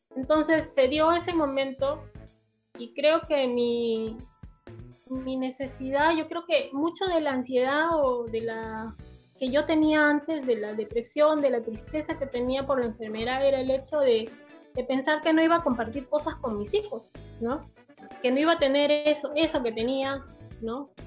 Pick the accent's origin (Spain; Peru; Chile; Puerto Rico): Peru; yo soy la única de Perú